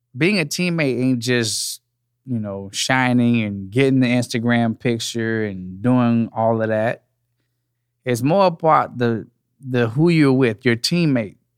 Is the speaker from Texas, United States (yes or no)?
yes; Dallas, Texas, United States; I'm from Texas. I'm from Dallas, Texas, born and raised